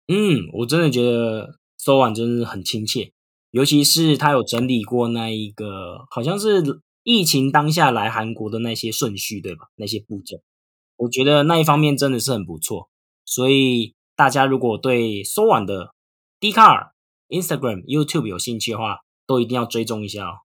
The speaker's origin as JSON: {"language": "Chinese", "country": "Taiwan", "also_born_or_lived": "Japan", "said": "我之前在日本也是觉得说，当一个台湾人要教人家语言超难的"}